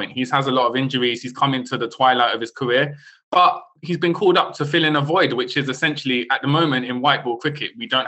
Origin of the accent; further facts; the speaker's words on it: London, United Kingdom; me and Michelle, my co-host, we're both from London, South London.